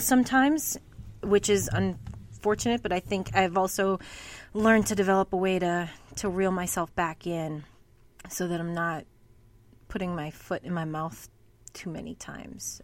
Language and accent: English; Massachusetts, United States; growing up in New England, in Massachusetts